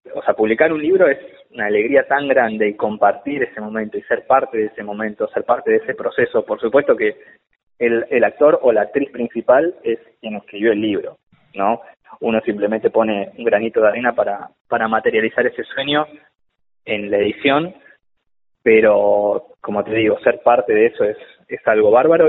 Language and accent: Spanish; Argentina; yo soy argentino porque siempre me preguntan, cuando les cuento de qué se trata esta novela, me preguntan si soy colombiano y no, soy argentino.